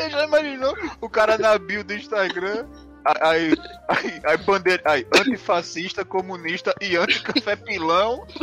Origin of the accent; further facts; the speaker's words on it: Paraíba, Brazil; Aí, eu sou da Paraíba, meu.